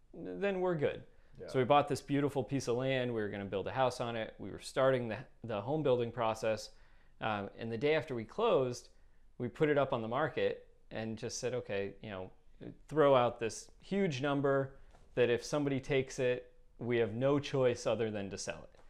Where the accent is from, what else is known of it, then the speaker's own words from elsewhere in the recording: Denver, Colorado, United States; I am from Denver, Colorado.